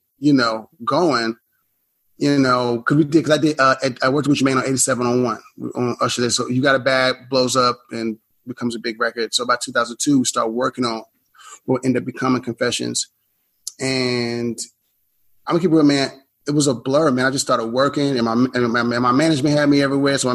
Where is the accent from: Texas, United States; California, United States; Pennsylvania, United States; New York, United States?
Texas, United States; Houston; moved away as an adult; also born or lived in Atlanta; I grew up in Houston